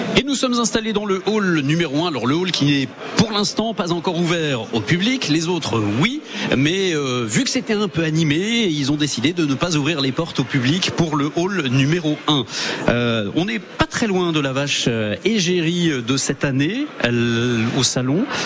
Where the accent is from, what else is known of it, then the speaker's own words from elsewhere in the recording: Normandy, France; chez nous en Normandie